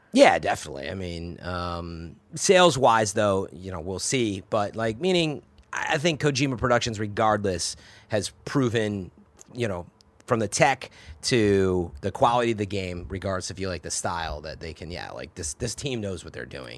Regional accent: Chicago, Illinois, United States; now in San Francisco, United States; I'm from the Chicago area

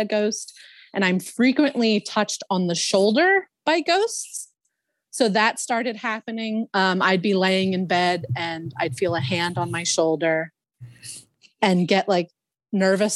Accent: Philadelphia, Pennsylvania, United States; I grew up in Northeast Philadelphia

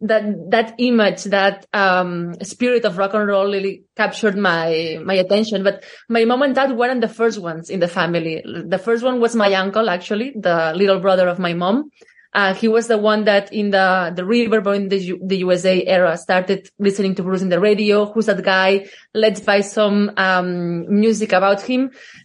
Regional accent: Catalonia, Spain; English is a second language; Well, I grew up in a small village in the outskirts of Barcelona.

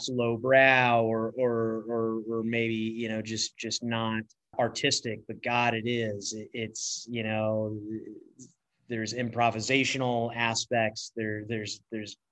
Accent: Atlanta, Georgia, United States; growing up in Atlanta

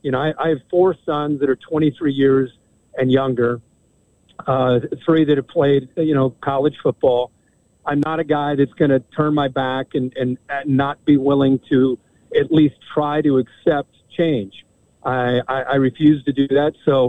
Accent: Midwest, United States; as growing up in the Midwest, as it gets dark and all of a sudden you turn on that Rose Bowl

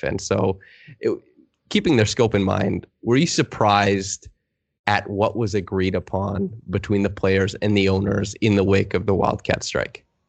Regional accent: Saskatchewan, Canada; I'm from Saskatchewan

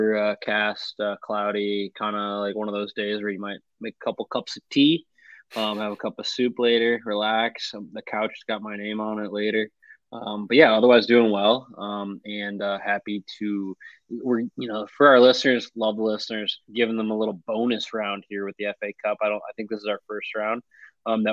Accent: Madison, Wisconsin, United States; my hometown club, which is Forward Madison FC

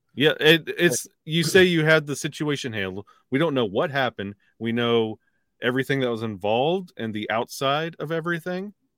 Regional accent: the South, United States; I'm from the South

